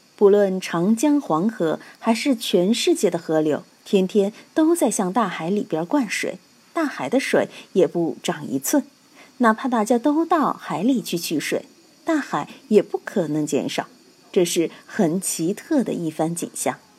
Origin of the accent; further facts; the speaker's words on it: Sichuan, China; 我们四川人都是纵目之谜